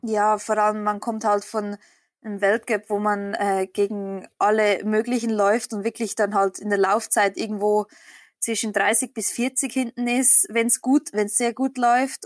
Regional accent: Switzerland; ich komme aus der Schweiz. Ich bin äh, eine Schweizer Biathletin

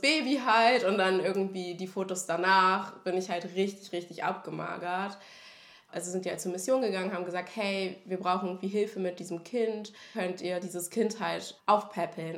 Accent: Berlin, Germany; also born or lived in Gambia; now in Hannover, Germany; wir sind jetzt halt am Rand von Berlin aufgewachsen

